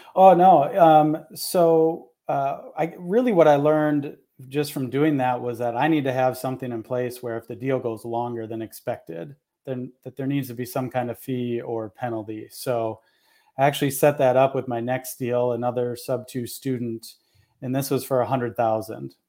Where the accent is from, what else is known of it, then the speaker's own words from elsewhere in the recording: Minnesota, United States; moved away; I'm in Minnesota, born and raised here, and then have lived in a bunch of other places and, and back here now